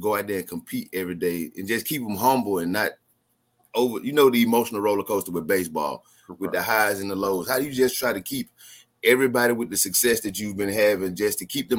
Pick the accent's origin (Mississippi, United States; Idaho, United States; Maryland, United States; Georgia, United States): Mississippi, United States; Mississippi Delta, United States; I'm from Mississippi, so a lot of guys from my hometown have played at Alcorn, Jackson State, Valley. So when he went to the MEAC, that was like new exposure for all of us from a small town in the Mississippi Delta.